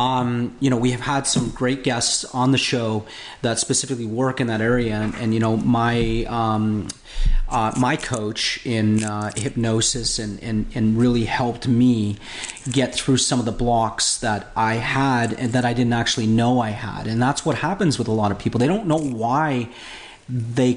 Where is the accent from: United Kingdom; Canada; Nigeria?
Canada; now in Florida, United States; in Canada, I'm Canadian